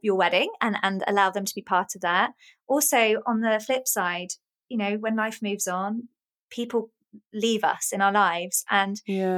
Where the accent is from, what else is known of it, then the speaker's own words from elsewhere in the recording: Oxford, South East England, United Kingdom; moved away; also born or lived in Essex; I was born in Oxford and oh. um, grew up there. And then I lived in Essex for a little while